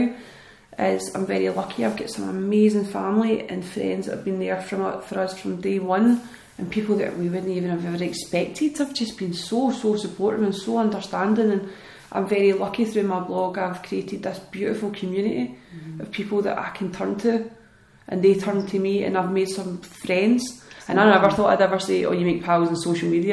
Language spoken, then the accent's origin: English; Scotland, United Kingdom; especially being Scottish and British